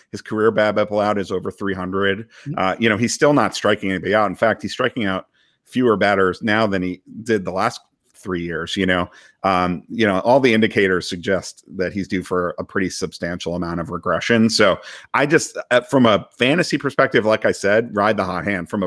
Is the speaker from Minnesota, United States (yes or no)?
no; Boston, Massachusetts, United States; now that I've been away from Boston, I have all my hometown pride, and I'm back to kind of where I started as like a six year old rooting for Roger Clemens